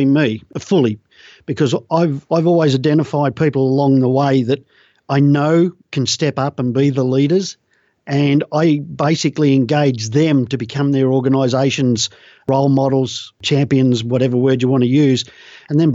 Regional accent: Australia; I'm an Australian

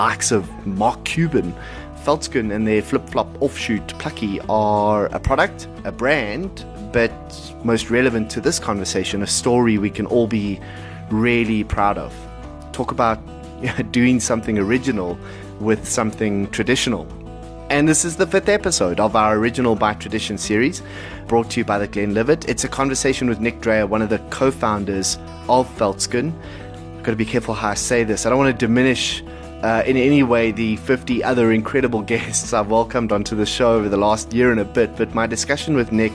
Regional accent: South Africa; as a South African

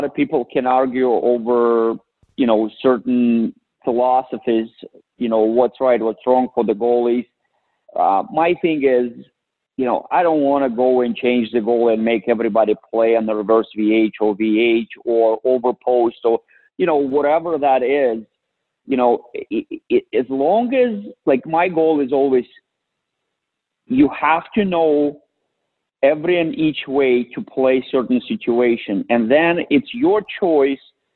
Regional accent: Russia; moved away; I went back and to my hometown

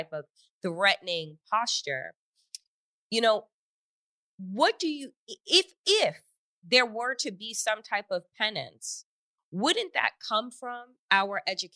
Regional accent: Long Island, New York, United States; I'm from out east on Long Island

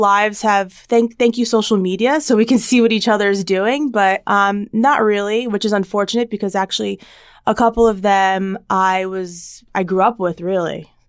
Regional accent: New Jersey, United States; So I'm originally from New Jersey, but my parents moved out to the east end of Long Island, or as everybody knows, is the Hamptons, over 14 years ago.

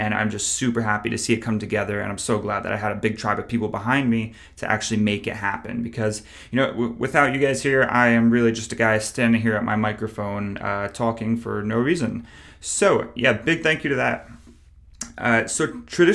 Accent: upstate New York, United States; moved away as an adult; also born or lived in Plattsburgh, New York; now in Charlotte, United States; I am from New York originally, about 2 hours upstate. I live in Charlotte at the point of this recording.

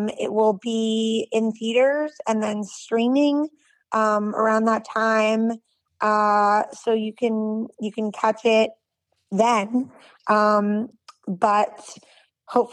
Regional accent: Brookline, Massachusetts, United States; I was born and raised in Brookline, Massachusetts

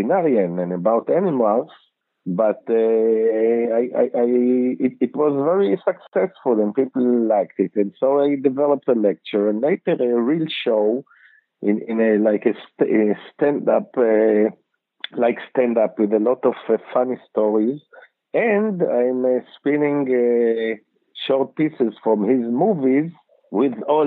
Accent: Ramat Gan, Tel Aviv District, Israel; I'm in Israel, actually, in Tel Aviv. I was born in Tel Aviv. My parents divorced when I was 1 year, and I lived then later in Ramat Gan

